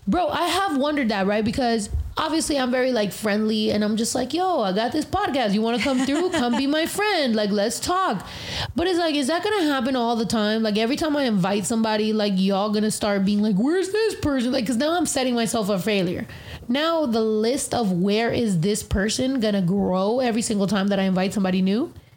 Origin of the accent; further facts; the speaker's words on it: United States; I'm very proud of being American